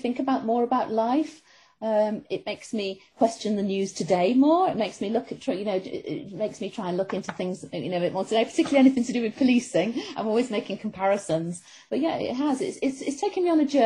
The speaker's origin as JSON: {"language": "English", "town": "Manchester", "region": "North West England", "country": "United Kingdom", "tie": "born or raised there", "moved": "yes", "said": "where I grew up myself in Manchester."}